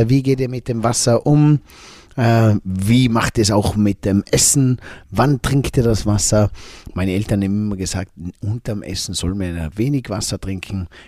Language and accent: German; Tyrol, Austria; wo wir gemeinsam … und … vielleicht bei uns im Zillertal irgendwo mal in den Bergen wandern ganz oben in einer Hütte übernachten